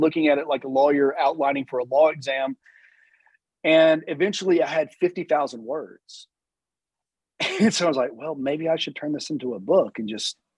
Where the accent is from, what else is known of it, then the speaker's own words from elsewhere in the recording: Chattanooga, Tennessee, United States; also born or lived in Birmingham, Alabama / Washington, District of Columbia, United States; I'm from Chattanooga, Tennessee.